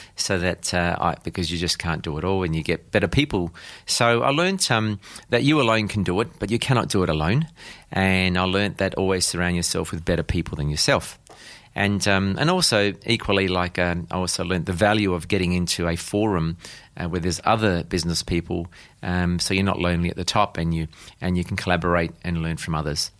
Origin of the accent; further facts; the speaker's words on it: South Australia, Australia; I was born and raised here in South Australia